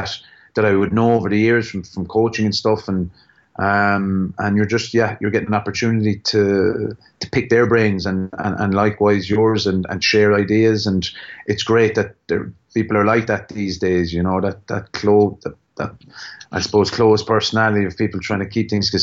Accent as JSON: {"language": "English", "town": "Limerick", "region": "Munster", "country": "Ireland", "accent": "Limerick", "said": "my Limerick accent"}